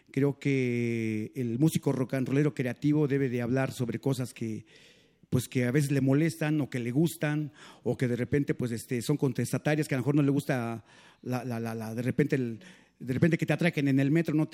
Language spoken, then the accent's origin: Spanish; San Juan Ixtenco, Tlaxcala, Mexico; now in Texcoco, Mexico; avecindamos en Texcoco y ahí eh, agarró el nombre de … por Texcoco, Texcoco, pero nosotros somos de Tlaxcala, del pueblo de San Juan Ixtenco.